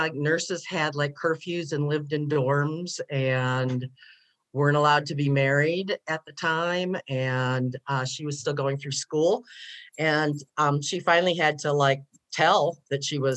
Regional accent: Detroit, Michigan, United States; I grew up in Detroit, okay. Michigan

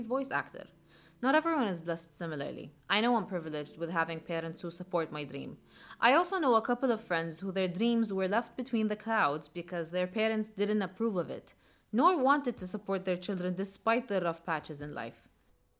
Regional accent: Jordan; moved away; back in my home country, Jordan

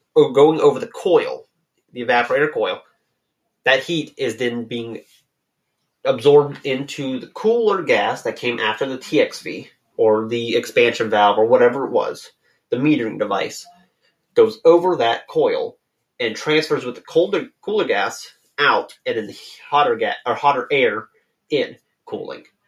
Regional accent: United States; I'm I'm American

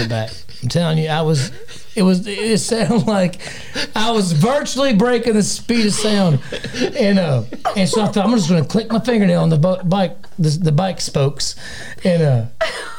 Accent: Wisconsin, United States; also born or lived in Kentucky; I know we moved from Kentucky to Wisconsin. I was like 2 years.

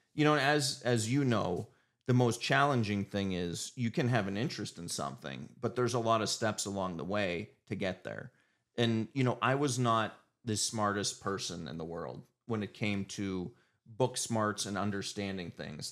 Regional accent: Erie, Pennsylvania, United States; born and raised in Erie.

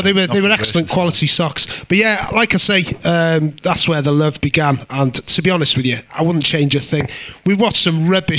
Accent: Denbigh, Wales, United Kingdom; I'm from Denby.

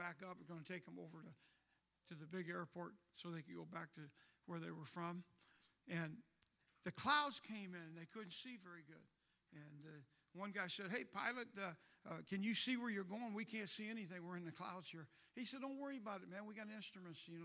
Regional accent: St. Louis, Missouri, United States; moved away as an adult; also born or lived in New York City; I'm from St. Louis.

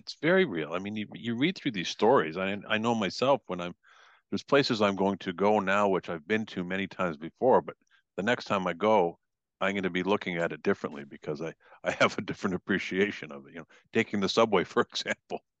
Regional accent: Canada; I'm from Canada

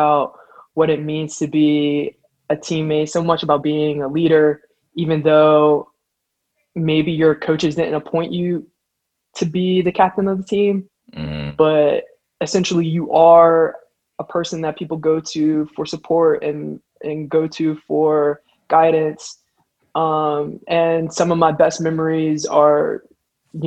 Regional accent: Pittsburgh, Pennsylvania, United States; also born or lived in Wheeling, West Virginia; I'm from Pittsburgh, as I just mentioned. I ended up leaving Pittsburgh to go to a boarding school in Wheeling, West Virginia

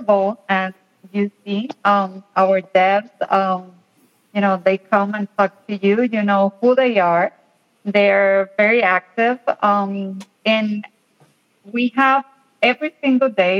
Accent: Puerto Rico; I'm from Puerto Rico

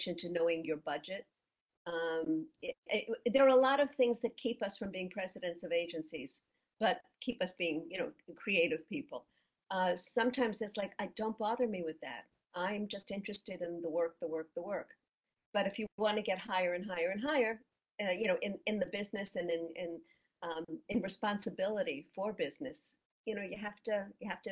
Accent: New York, United States; I was a female. I was from New York.

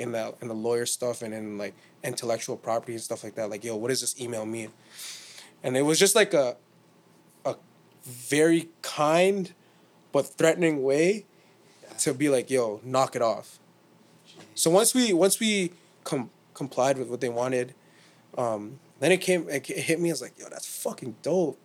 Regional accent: Toronto, Ontario, Canada; we're from Toronto

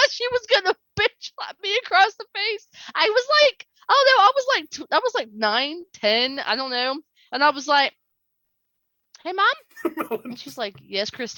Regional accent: Birmingham, Alabama, United States; moved away; also born or lived in Clanton, Alabama; I was raised in Birmingham.

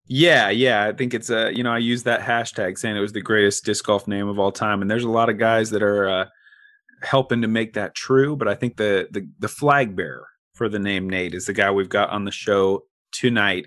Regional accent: Corvallis, Oregon, United States; I was born and raised in Corvallis

